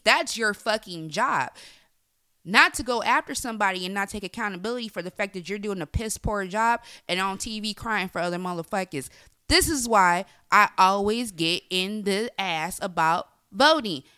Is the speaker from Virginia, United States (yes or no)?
no; Bay Area, California, United States; I'm from the Bay Area